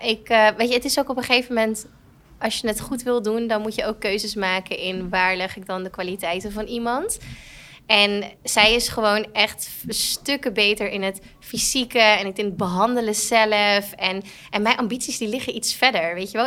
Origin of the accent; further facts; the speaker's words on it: Purmerend, North Holland, Netherlands; Wij komen uit Permanent.